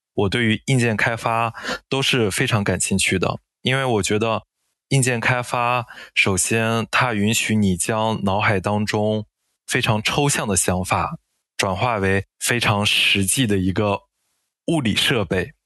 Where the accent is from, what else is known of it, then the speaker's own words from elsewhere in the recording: Inner Mongolia, China; moved away; also born or lived in Dalian; 我是来自内蒙古，我是一名工作三年半的前端程序员，我是在二零二零年毕业于大连理工大学